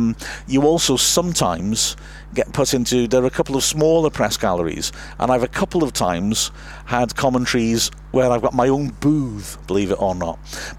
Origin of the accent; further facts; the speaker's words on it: Wrexham, Wales, United Kingdom; I'm from Wrexham